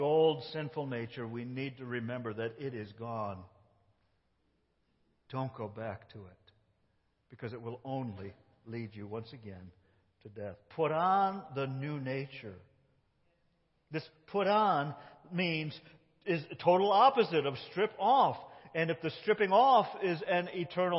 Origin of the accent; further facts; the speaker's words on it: United States; You can tell I'm not British. Tell I'm one of those Yankees that rebelled